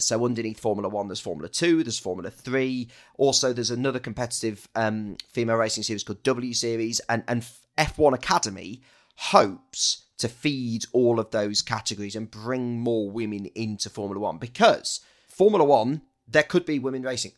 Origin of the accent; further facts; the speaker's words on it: Loughborough, East Midlands, United Kingdom; Loughborough's my hometown